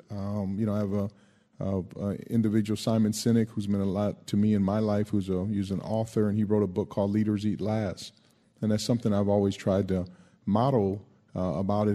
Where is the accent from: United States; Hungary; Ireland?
United States; West Coast; growing up on the West Coast